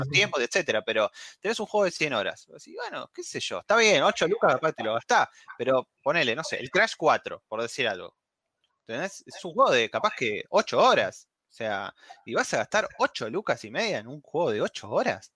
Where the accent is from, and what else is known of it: Argentina